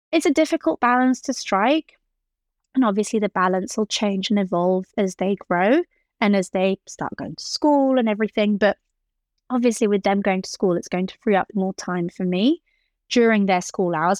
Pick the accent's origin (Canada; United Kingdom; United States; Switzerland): Switzerland; Geneva; growing up in Geneva